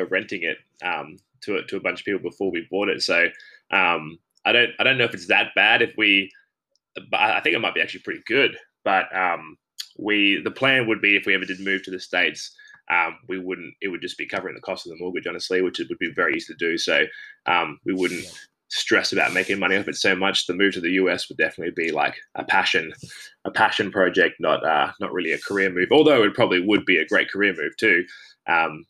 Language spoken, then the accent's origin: English; Brisbane, Queensland, Australia; also born or lived in Mango Hill; I grew up in down in Carindale, like Southside, really nice area.